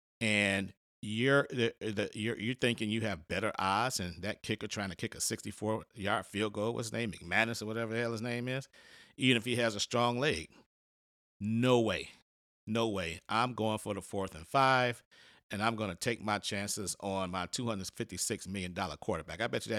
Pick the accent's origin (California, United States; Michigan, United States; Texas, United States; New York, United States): Michigan, United States; Detroit; The Detroit Lions, again, found a way to lose. My hometown team